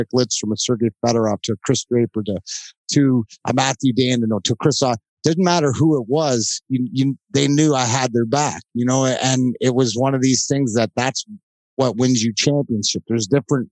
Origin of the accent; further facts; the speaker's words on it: Leamington, Ontario, Canada; now in United States; I came from Leamington, Ontario. Right, I grew up with a bunch of guys that worked, you know, in the fields